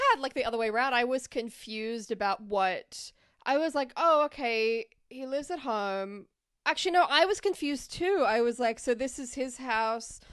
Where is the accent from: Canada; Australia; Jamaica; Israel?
Australia; now in United States; being an Australian in America